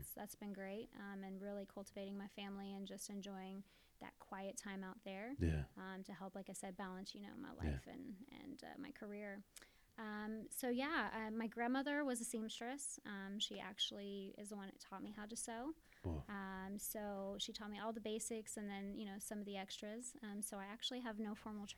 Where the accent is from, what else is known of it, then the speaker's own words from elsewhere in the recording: Sugar Creek, Missouri, United States; I was actually born and raised in Sugar Creek, which is a little itty-bitty tiny town in between Kansas City and Independence.